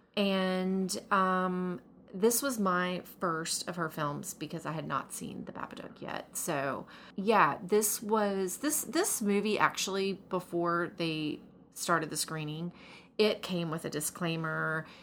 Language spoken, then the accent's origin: English; the South, United States; was born and raised in the South